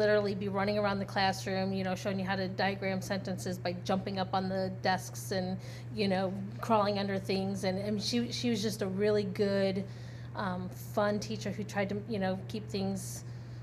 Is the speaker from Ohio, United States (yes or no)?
yes; Northfield, Ohio, United States; I grew up in Northfield. So I went to Nordonia High School.